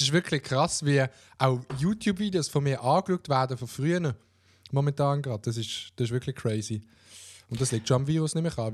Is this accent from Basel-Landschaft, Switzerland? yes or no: yes; Oberbaselbiet, Basel-Landschaft, Switzerland; ich komme aus dem Oberbasel-Biet